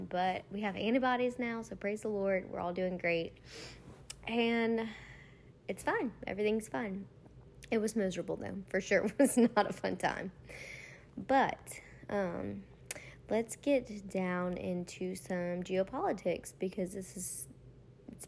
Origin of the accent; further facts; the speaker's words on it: between Baton Rouge and New Orleans, Louisiana, United States; growing up in Louisiana, you know, I've been here through Katrina, Rita, Gustav, like, you name it, I've been here. I grew up pretty much halfway in between Baton Rouge and New Orleans